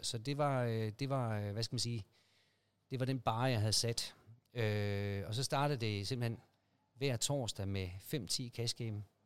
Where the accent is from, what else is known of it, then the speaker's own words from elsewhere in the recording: Aarhus, Central Denmark Region, Denmark; Jeg er oprindeligt fra Aarhus